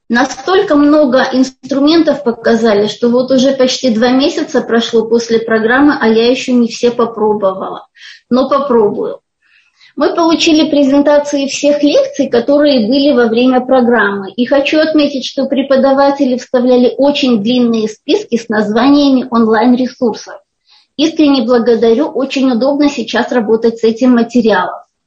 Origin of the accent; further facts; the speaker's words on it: Almaty, Kazakhstan; Я из Казахстана, из города Алмата